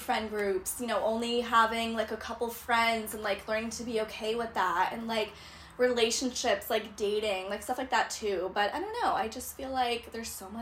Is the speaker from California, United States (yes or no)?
yes; Huntington Beach, California, United States; I grew up in Orange County in Huntington Beach